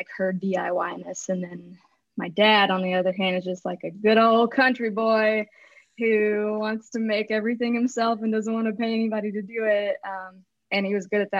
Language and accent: English; Chattanooga, Tennessee, United States; I grew up in Chattanooga, Tennessee